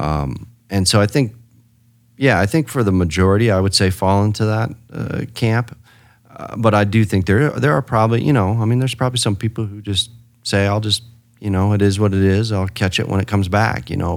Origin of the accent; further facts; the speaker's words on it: Rapid City, South Dakota, United States; also born or lived in Spearfish, South Dakota; I was born in Spearfish and, uh, eventually in grade school moved to Rapid City.